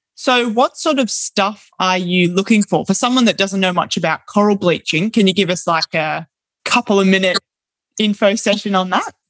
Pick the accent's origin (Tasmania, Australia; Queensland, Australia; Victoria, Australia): Queensland, Australia; Brisbane; now in Bundaberg, Australia; I'm from Brisbane